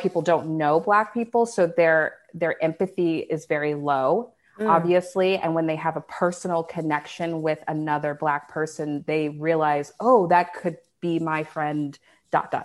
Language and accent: English; Dallas, Texas, United States; I'm from Dallas